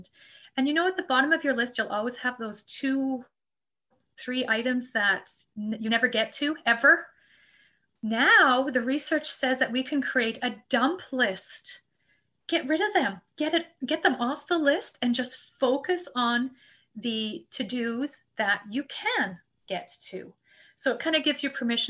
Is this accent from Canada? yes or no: yes; Canada; We're Canadian